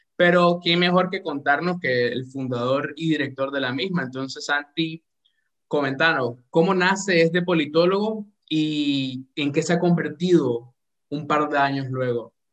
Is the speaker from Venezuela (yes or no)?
no; Nicaragua; como nicaragüense, obviamente, y como latinoamericano